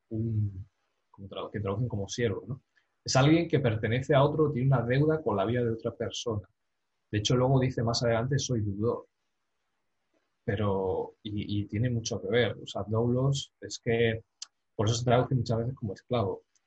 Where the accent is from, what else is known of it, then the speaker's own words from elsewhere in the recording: Spain; yo siendo español